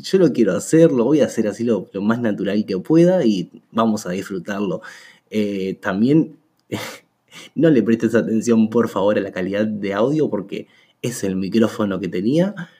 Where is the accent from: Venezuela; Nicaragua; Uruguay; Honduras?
Uruguay; soy de Uruguay